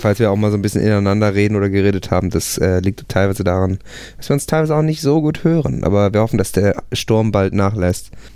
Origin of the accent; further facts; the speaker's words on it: Buchholz in der Nordheide, Lower Saxony, Germany; now in Hamburg, Germany; Ich komme tatsächlich aus der Nähe von Hamburg